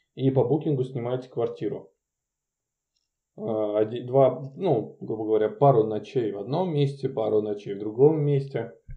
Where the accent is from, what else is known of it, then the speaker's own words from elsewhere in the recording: Murmansk, Murmansk Oblast, Russia; это чисто из-за детства, потому что я каждый год из Мурманска в Ивановскую область проезжал